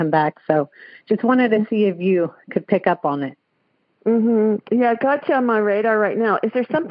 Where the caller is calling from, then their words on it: Lincoln, California, United States; I'm calling from Lincoln, California.